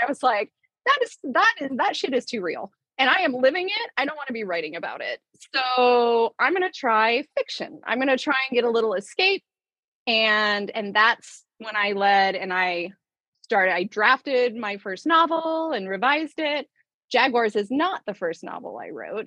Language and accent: English; Atlanta, Georgia, United States; moved away as an adult; also born or lived in Rio de Janeiro, Brazil; I currently am back in my hometown of Atlanta.